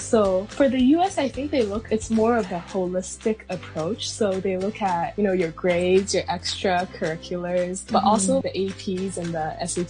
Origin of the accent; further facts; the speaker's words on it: Hong Kong; also born or lived in Shenzhen; So I was born in Hong Kong. And then my family went to Shenzhen, so I went to kindergarten there, but it was still like an international school. And then I came back to Hong Kong for like primary school